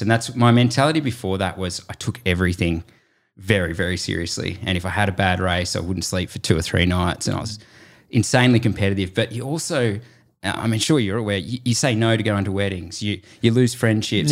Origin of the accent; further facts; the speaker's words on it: Lord Howe Island, New South Wales, Australia; Cam Wirth and I were both sort of growing up on Lord Howe Island